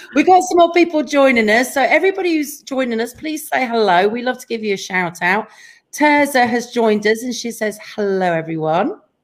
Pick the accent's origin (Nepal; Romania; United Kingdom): United Kingdom; England; we're both English